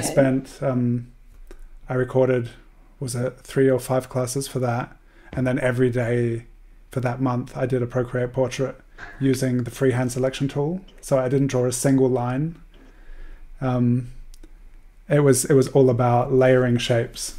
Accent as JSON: {"language": "English", "country": "Australia", "tie": "born or raised there", "said": "growing up in Australia"}